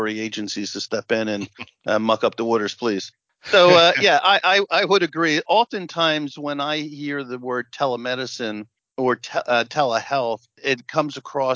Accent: New Jersey, United States; I come from New Jersey

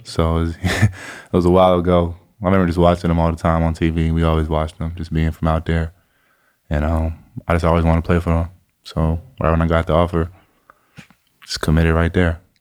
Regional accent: Chino Hills, California, United States; I was from Chino Hills

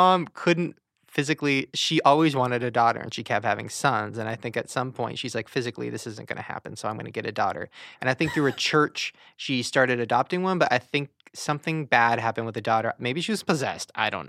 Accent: Long Beach, California, United States; Long Beach.

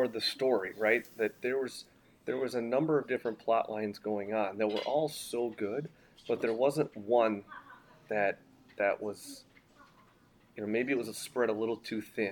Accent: Minnesota, United States

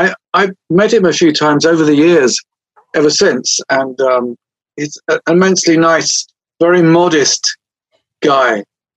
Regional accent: England, United Kingdom; Well, I'm English, but you know, the first tune I ever got to play as a kid on the harmonica … was one of them, so it wasn't all homegrown, you see.

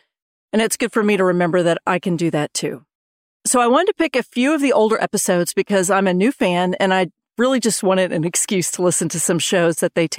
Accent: Texas, United States; I'm a Texan

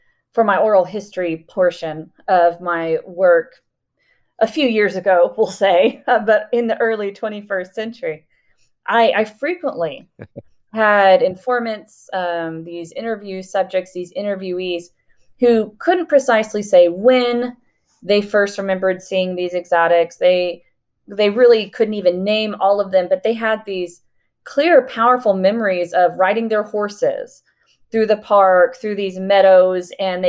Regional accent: Houston, Texas, United States; I grew up in Houston

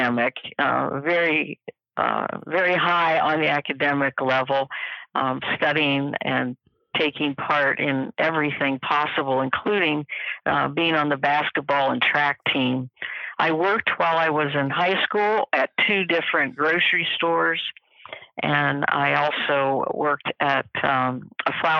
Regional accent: Columbus, Ohio, United States; I'm a native of Columbus, Ohio. I still live here, so it is my hometown.

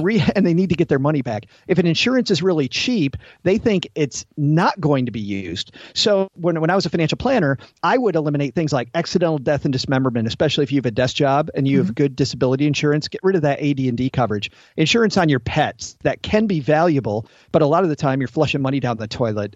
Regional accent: Southwest Michigan, United States; accent: middle Midwestern; Southwest Michigan, close to the Indiana border

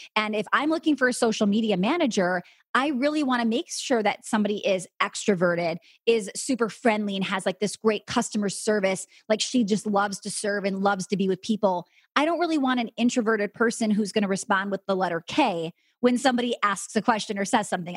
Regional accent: Wisconsin, United States; I'm from Wisconsin

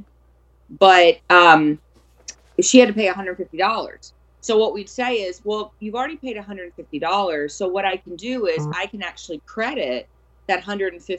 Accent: South Louisiana, United States; I grew up in South Louisiana

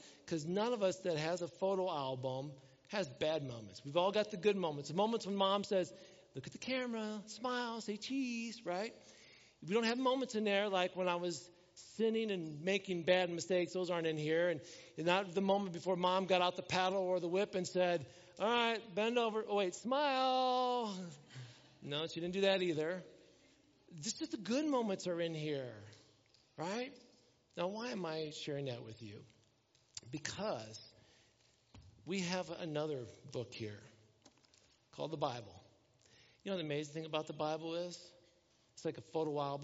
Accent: Elkhart, Indiana, United States; I was born in Elkhart, Indiana, that hospital

